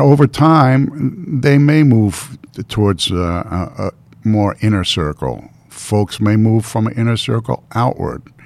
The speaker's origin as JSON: {"language": "English", "town": "Baltimore", "region": "Maryland", "country": "United States", "tie": "born or raised there", "also_born_or_lived": "Boston, Massachusetts", "moved": "yes", "said": "I grew up on the Mason-Dixon line"}